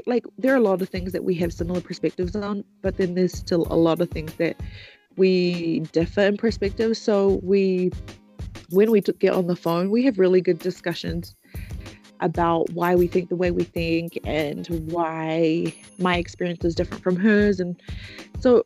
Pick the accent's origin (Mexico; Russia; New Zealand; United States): New Zealand; Auckland; I was born and raised in Auckland.